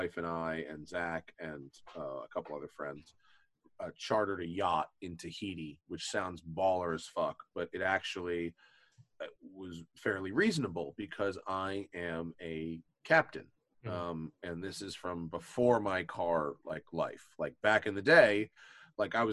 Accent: Greenwich, Connecticut, United States; now in Los Angeles, United States; I'm from Greenwich. When I was 15, I used to wash cars at Miller Motor Cars.

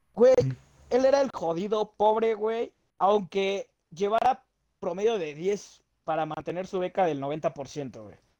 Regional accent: Mexico; somos los mexicanos

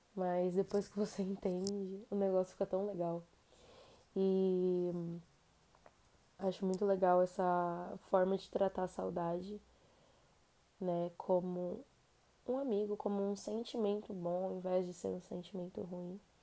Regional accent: São Paulo, Brazil; Como a gente é de São Paulo

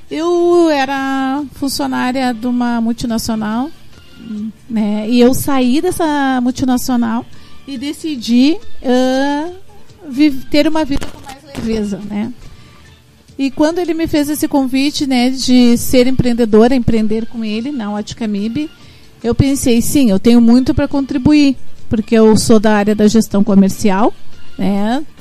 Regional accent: Porto Alegre, Rio Grande do Sul, Brazil; eu sou da Zona Sul de Porto Alegre

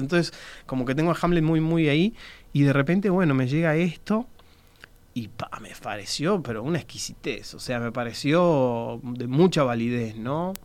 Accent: Uruguay; soy bien uruguayo

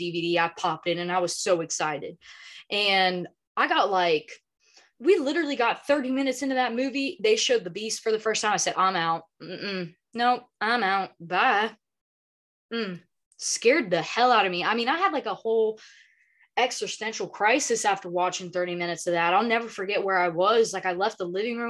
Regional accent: the South, United States; moved away; I grew up in the South, man. Like there's farm equipment everywhere.

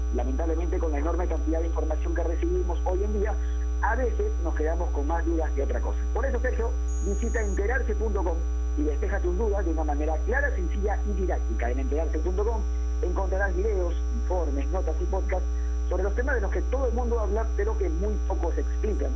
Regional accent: Peru; como peruanos

